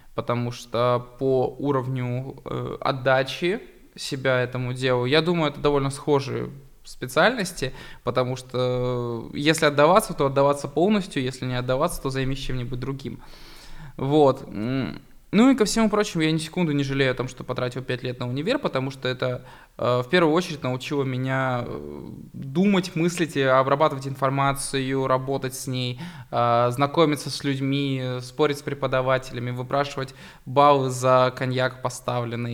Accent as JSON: {"language": "Russian", "town": "Barnaul", "region": "Altai Krai", "country": "Russia", "tie": "born or raised there", "said": "Я просто пацан из Барнаула, который выращен в самом Гопнинском районе"}